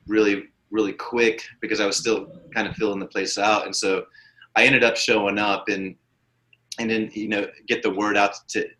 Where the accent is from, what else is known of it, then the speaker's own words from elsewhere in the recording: Ponca City, Oklahoma, United States; my hometown of Ponca City